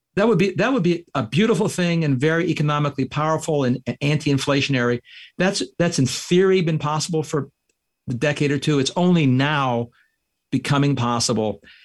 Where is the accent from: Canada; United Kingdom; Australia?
Canada; now in United States; I'm a Canadian. I immigrated here.